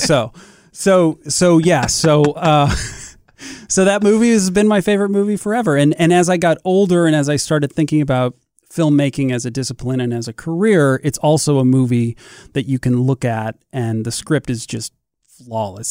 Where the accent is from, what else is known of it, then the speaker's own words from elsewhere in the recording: St. Louis, Missouri, United States; also born or lived in Columbia, Missouri; I grew up in Saint Louis, uh, a couple hours away